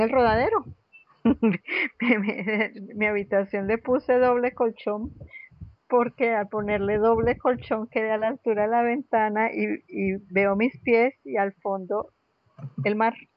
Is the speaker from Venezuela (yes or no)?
yes; Caracas, Capital District, Venezuela; moved away as an adult; also born or lived in Bogotá, Colombia; now in Santa Marta, Colombia; ¿De dónde soy? De Caracas.